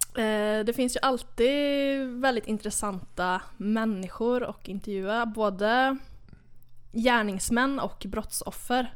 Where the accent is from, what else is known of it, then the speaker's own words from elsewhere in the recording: Hova, Västra Götaland, Sweden; now in Södra Råtorp, Sweden; jag är från, eh, Lilla Hova i Skaraborg